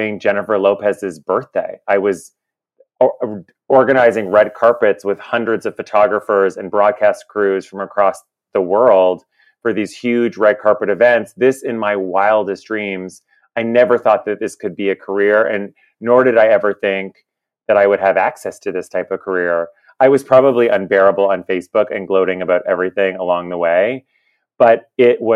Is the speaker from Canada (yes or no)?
yes; Kingston, Ontario, Canada; moved away as an adult; now in New York City, United States; I moved here from Kingston, Ontario. I had a relatively normal upbringing